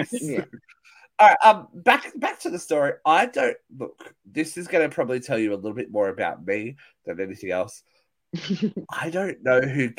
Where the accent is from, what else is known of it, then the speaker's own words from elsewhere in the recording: Australia; I'm Australian.